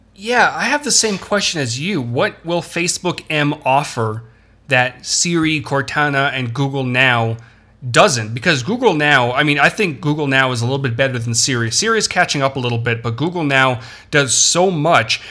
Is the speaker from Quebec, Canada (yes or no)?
no; Toronto, Ontario, Canada; I'm from Toronto